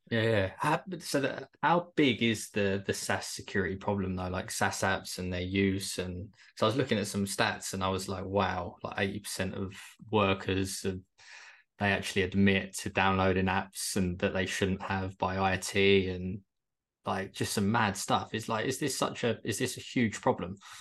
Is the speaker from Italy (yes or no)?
no; Kent, South East England, United Kingdom; moved away as an adult; now in Bournemouth, United Kingdom; I'm originally from Kent, but I relocated to Bournemouth when COVID hit